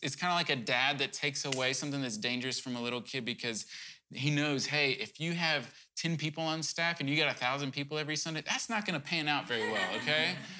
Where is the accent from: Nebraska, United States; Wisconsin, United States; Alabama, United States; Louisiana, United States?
Louisiana, United States; Cajun; I'm probably Cajun